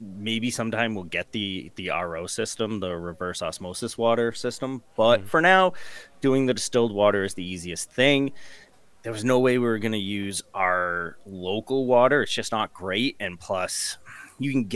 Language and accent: English; Massachusetts, United States; we're both from Massachusetts